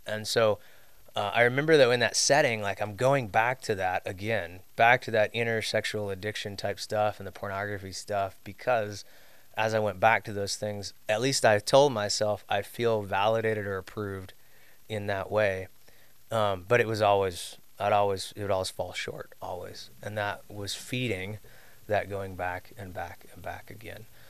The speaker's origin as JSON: {"language": "English", "area": "suburbs of Chicago", "region": "Illinois", "country": "United States", "tie": "born or raised there", "said": "I was raised down in the Midwest suburbs of Chicago area"}